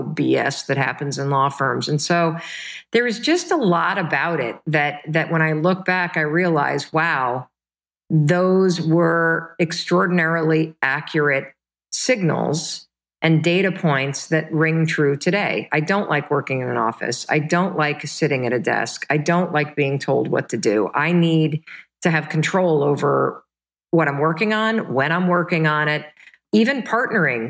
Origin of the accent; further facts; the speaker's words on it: Midwest, United States; also born or lived in Michigan; we were the kind of family growing up in the Midwest